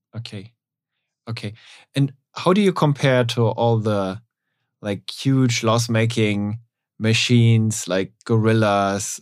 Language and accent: English; Germany; we're both from Germany